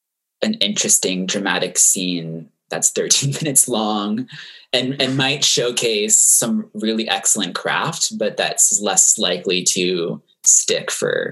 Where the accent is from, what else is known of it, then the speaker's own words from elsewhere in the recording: Florida, United States; I teamed up with a teacher at my local high school in my hometown in Florida